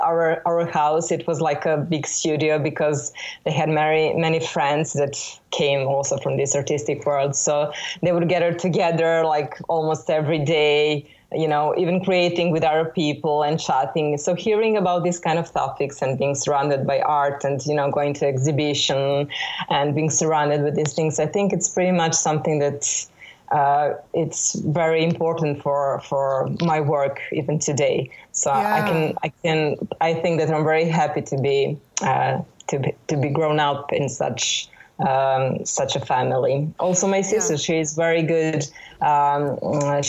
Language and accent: English; Belgrade, Serbia; born or raised there